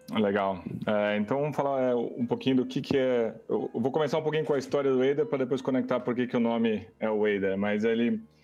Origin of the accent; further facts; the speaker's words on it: Brazil; todos somos brasileiros